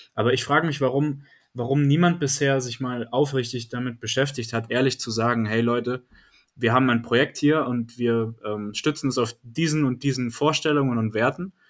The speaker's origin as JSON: {"language": "German", "town": "Bayreuth", "region": "Bavaria", "country": "Germany", "said": "mich als Bayreuther"}